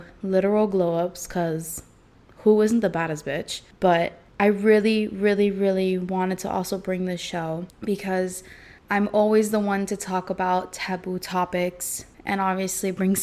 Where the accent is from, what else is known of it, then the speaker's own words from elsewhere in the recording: Miami, Florida, United States; I'm from Miami